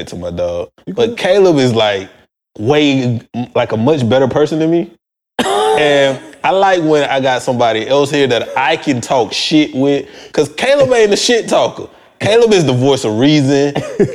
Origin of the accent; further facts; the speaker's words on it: Albany, Georgia, United States; moved away; also born or lived in Chicago; I'm from Albany, Georgia, officially.